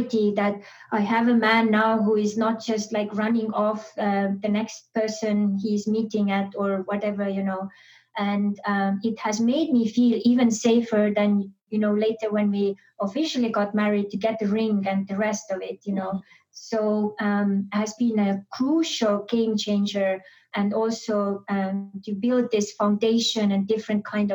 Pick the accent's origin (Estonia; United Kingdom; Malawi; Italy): Estonia; moved away; I was born and raised in Estonia.